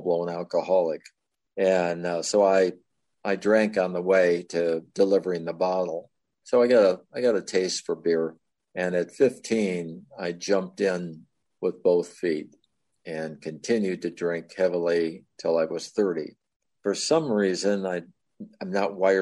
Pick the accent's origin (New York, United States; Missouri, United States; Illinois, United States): Illinois, United States; Chicago; moved away as an adult; also born or lived in Florida / Oklahoma City; I was raised in the Chicago area where I spent the first 25 years